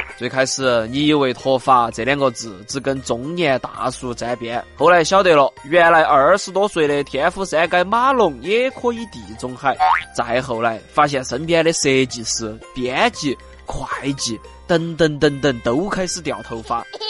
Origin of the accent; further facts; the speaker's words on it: Chengdu, Sichuan, China; 我是成都土著少年